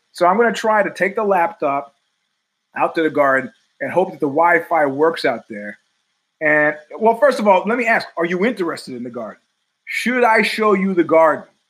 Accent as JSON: {"language": "English", "town": "New York City", "region": "New York", "country": "United States", "moved": "yes", "lives_now": "East Palo Alto, United States", "said": "as a New Yorker"}